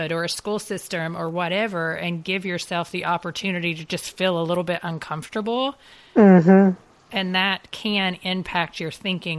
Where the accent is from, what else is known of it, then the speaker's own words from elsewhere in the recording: United States; as an American Christian myself